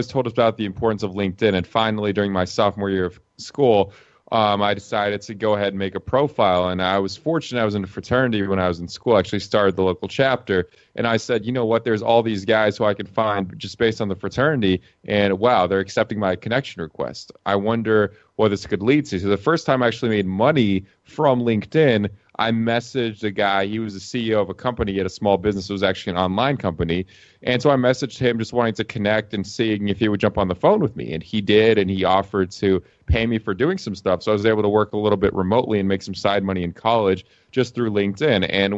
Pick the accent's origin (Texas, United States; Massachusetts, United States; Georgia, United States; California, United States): Georgia, United States; Atlanta; moved away as an adult; also born or lived in Lithuania; now in Las Vegas, United States; I was born in a country called Lithuania. It's out in Eastern Europe. And I grew up in the U.S. I mean, I still have the name. I still speak Russian. But other than that, pretty much Americano, born and raised in Atlanta, Georgia